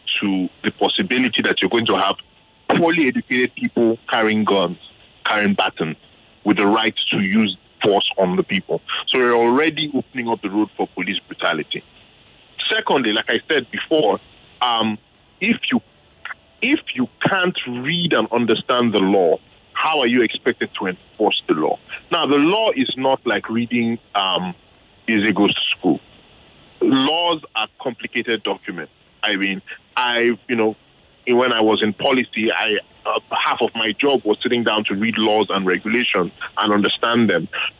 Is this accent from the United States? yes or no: no; Port Harcourt, Rivers State, Nigeria; when I was growing up in Port Harcourt